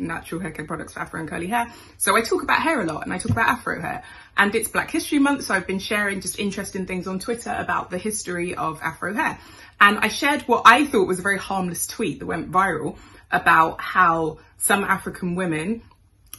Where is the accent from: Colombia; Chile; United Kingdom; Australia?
United Kingdom; I was born in Britain